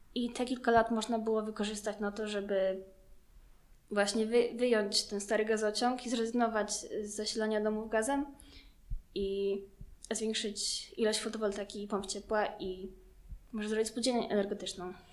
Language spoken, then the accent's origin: Polish; Łomianki, Masovian Voivodeship, Poland; jestem z Omianek